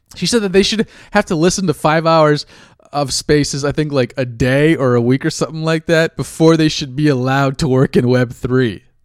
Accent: California, United States; now in New York, United States; I grew up in California

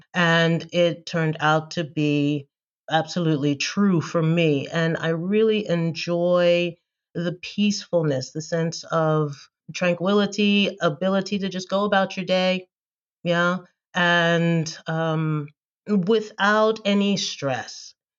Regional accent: Philadelphia, Pennsylvania, United States; first language English; moved away as an adult; now in Germany; Yeah, I'm an American native speaker of English from Philadelphia, Pennsylvania, originally. And I have been living in Germany for 15 years.

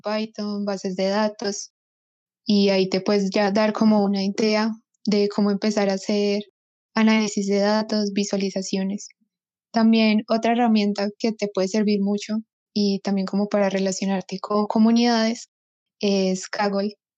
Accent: Medellín, Antioquia, Colombia; soy de Medellín

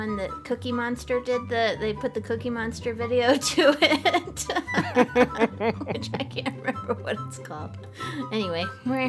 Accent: United States; I'm American.

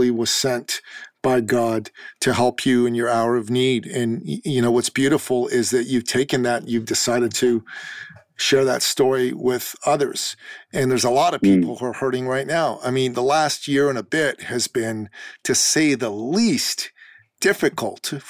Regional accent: Iran; moved away; I'm an immigrant from the Middle East. I'm a Christian from Iran. And in my home country, being an ethnic Christian

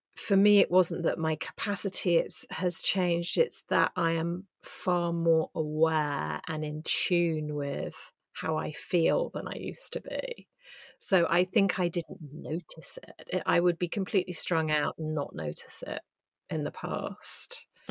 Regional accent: England, United Kingdom; as an English woman

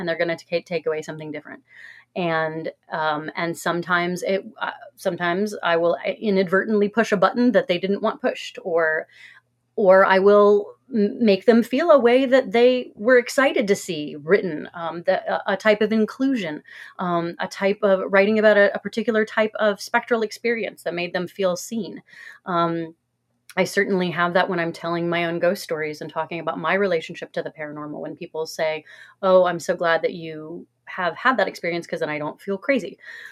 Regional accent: Cincinnati, Ohio, United States; I'm from Cincinnati

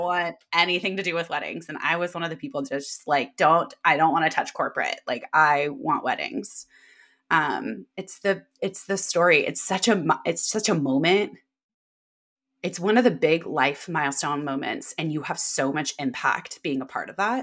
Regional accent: Davis, California, United States; also born or lived in San Diego, California / San Francisco, California; I'm from Sacramento, California, a small town outside of it called Davis. Most people are like, "Oh, U C Davis." But I didn't go to U C Davis. I just grew up there, and that's where I live now

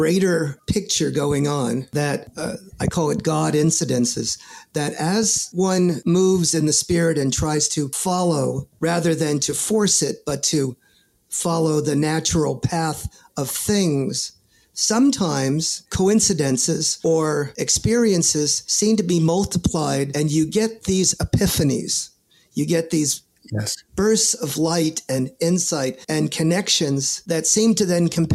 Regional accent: New York City, New York, United States; born and raised in the Bronx, New York

